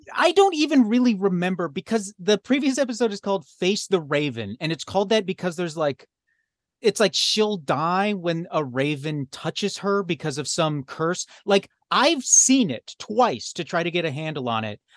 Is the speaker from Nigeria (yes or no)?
no; Alberta, Canada; I was raised in Alberta.